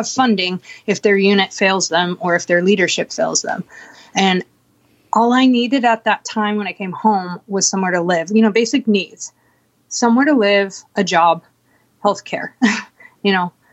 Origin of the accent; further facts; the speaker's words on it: Bellingham, Washington, United States; moved away as an adult; also born or lived in Walla Walla; coming back to Bellingham and staying with friends here just because this is my hometown